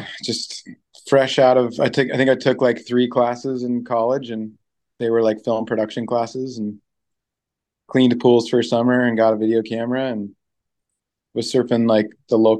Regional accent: Orange County, California, United States; moved away as an adult; also born or lived in Seal Beach / Long Beach; now in Pacific Northwest, United States; growing up in Orange County, where everything is so much concrete

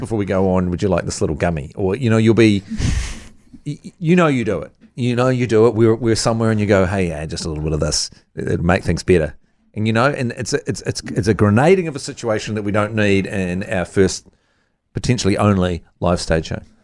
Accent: Dunedin, Otago, New Zealand; moved away; I grew up in Dunedin and Otago as a whole

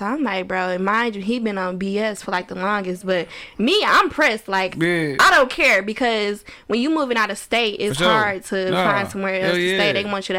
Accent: Ecorse, Michigan, United States; So I grew up in Ecorse, Michigan. Mm-hmm. So I guess we can say that's where I'm from.

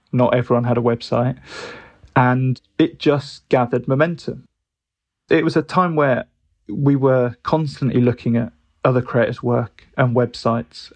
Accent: Birmingham, West Midlands, United Kingdom; moved away as an adult; also born or lived in Brighton; growing up in Birmingham

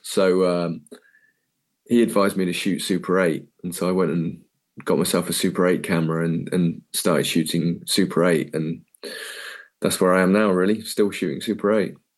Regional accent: Cornwall, South West England, United Kingdom; moved away as an adult; also born or lived in Bournemouth / London; I'm just a Cornish kid

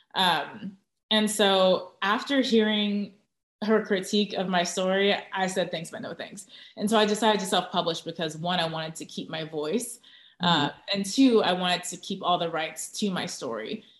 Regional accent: Orange County, Southern California, United States; also born or lived in Tustin / Irvine; now in San Antonio, United States; Southern California, Orange County

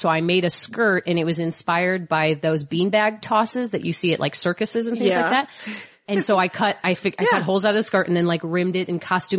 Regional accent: St. Louis, Missouri, United States; moved away; Because I'm from St. Louis.

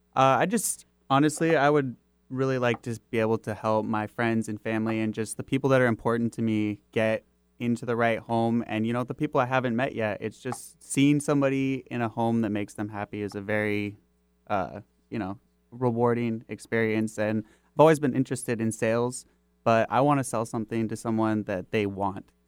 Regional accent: Kirkland, Washington, United States; also born or lived in Bothell; I actually, uh, grew up on the East Side. I was born in Bothell. We moved to Kirkland, North Rosehill area

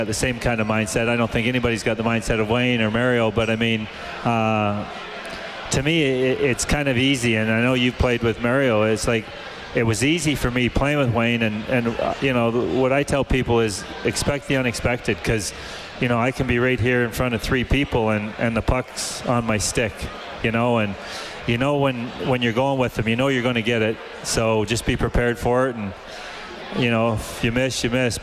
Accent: Canada; Being a Canadian

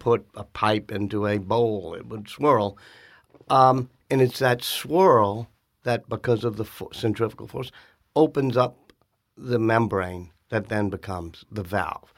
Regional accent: New Orleans, Louisiana, United States; growing up in New Orleans

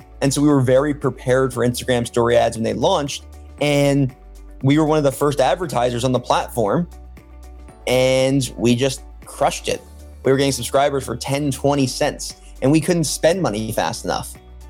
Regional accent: Baltimore, Maryland, United States; moved away; also born or lived in Michigan; I grew up in Baltimore, Maryland, went to the University of Michigan

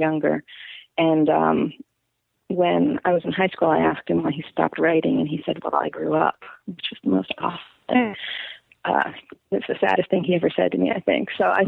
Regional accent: Manalapan, New Jersey, United States; moved away as an adult; also born or lived in New York City, New York; now in Portland, United States; my dad got a better job in New Jersey, so I was forcibly to New Jersey.

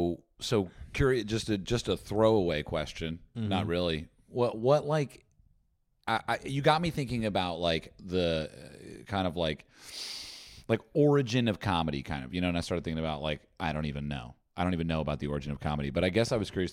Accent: New Jersey, United States; born or raised there

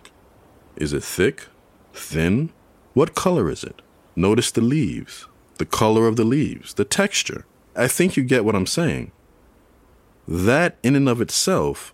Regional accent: New York City, New York, United States; also born or lived in Bronx; now in Chapel Hill, United States; my younger days growing up in New York City

